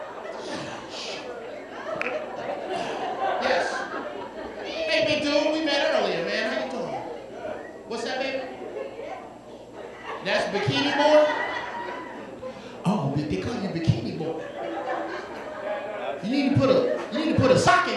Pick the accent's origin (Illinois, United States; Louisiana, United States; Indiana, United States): Illinois, United States; Chicago; I'm from Chicago